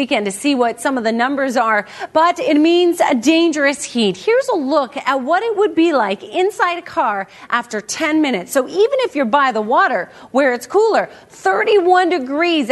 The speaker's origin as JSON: {"language": "English", "town": "White Rock", "region": "British Columbia", "country": "Canada", "tie": "born or raised there", "said": "my hometown in White Rock"}